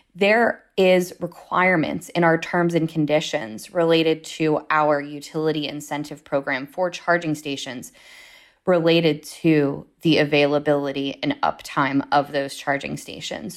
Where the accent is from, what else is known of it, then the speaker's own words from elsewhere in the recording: Pittsburgh, Pennsylvania, United States; moved away as an adult; also born or lived in Washington, D.C.; now in Pittsburgh, United States; I'm originally from the Pittsburgh area